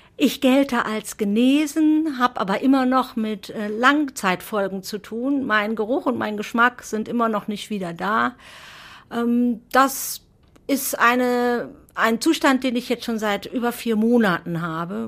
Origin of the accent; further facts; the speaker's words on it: Reken, North Rhine-Westphalia, Germany; also born or lived in Coesfeld; Ich bin aufgewachsen in Reken, das ist eine kleine Gemeinde im Kreis Borken, nicht weit von Coesfeld, aber ja, da habe ich die ersten 21 Jahre meines Lebens verbracht.